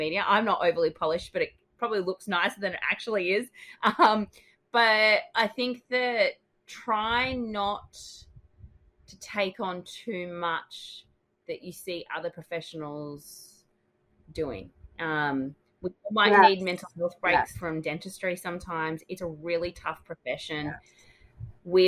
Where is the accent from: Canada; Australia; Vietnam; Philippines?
Australia; Your Australian host